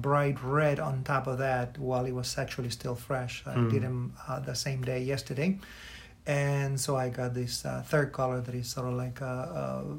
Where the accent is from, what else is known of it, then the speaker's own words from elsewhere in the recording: Michoacán, Mexico; now in Chicago, United States; growing up, for example, in my hometown in the state of Michoacán